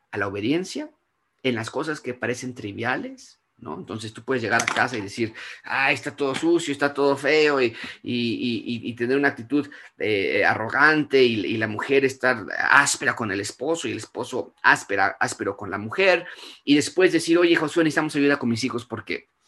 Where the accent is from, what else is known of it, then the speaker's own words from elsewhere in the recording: Mexico; No, yo soy mexicana, a mí que a mí que me la hagan y van a ver cómo les va, ¿no?